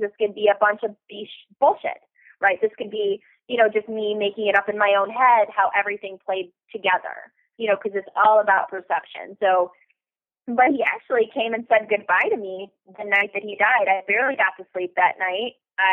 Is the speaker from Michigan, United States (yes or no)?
yes; Detroit, Michigan, United States; I'm from Detroit